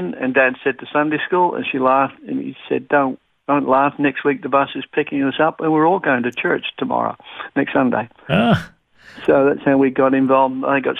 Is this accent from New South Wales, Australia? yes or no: yes; Sydney, New South Wales, Australia; also born or lived in Brisbane; now in Melbourne, Australia; I was born in Sydney, raised in Sydney when I was young. Yeah, that's where I came from, Sydney in the western suburbs area.